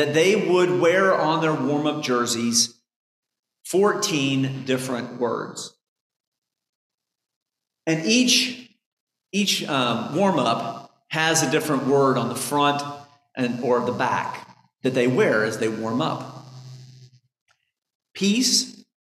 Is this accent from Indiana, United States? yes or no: yes; Indiana, United States; I grew up in Indiana for most of my adult life